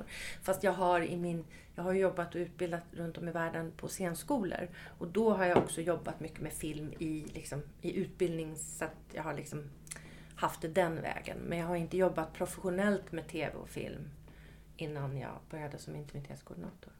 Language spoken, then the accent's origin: Swedish; Ösmo, Stockholm County, Sweden; moved away as an adult; i Ösmo, utanför Nynäshamn